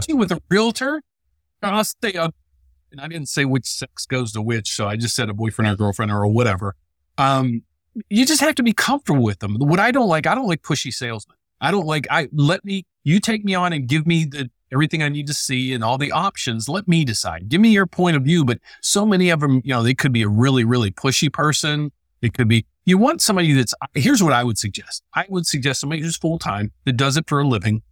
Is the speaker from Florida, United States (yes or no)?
no; West Virginia, United States; moved away; also born or lived in Illinois; I'm from West Virginia